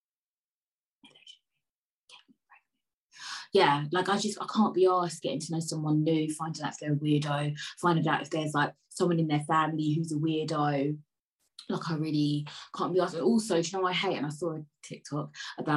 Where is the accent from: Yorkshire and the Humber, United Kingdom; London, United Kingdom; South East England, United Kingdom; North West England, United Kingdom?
London, United Kingdom; I was born in Peckham